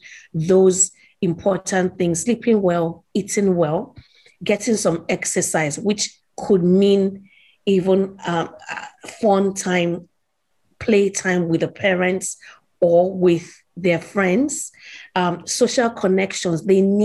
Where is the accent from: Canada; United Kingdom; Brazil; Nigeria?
Nigeria; I grew up in Nigeria